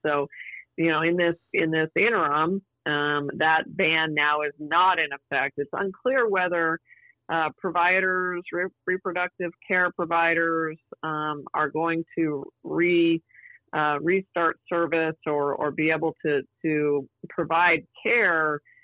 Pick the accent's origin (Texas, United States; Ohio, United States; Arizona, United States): Arizona, United States; Prescott; the territorial capital of Prescott, which, as you know, is my hometown